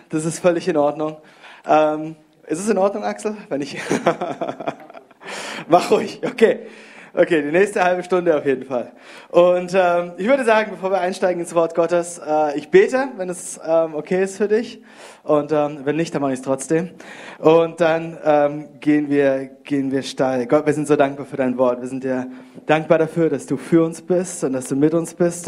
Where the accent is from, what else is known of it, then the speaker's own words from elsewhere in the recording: Konstanz, Baden-Württemberg, Germany; moved away; Ich komme ursprünglich aus Konstanz. Dort habe ich Deutsch gelernt